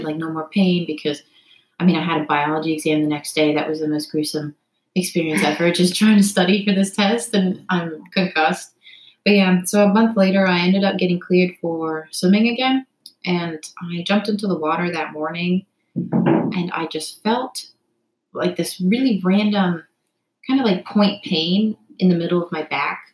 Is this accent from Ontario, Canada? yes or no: yes; Toronto, Ontario, Canada; moved away as an adult; also born or lived in United States / Cincinnati; now in New York City, United States; I'm from Toronto, Canada. I was born in America, so I have dual citizenship, but I grew up basically 18 years of my life um, in Toronto, just outside of the city